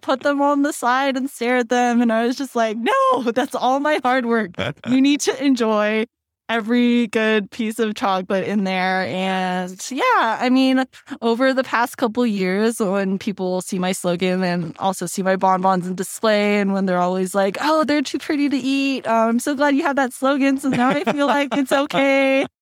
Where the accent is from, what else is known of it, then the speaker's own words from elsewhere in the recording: Cerritos, California, United States; moved away as an adult; also born or lived in Thousand Oaks, California; now in Denver, United States; I'm originally from Cerritos in Southern California, border of L A and Orange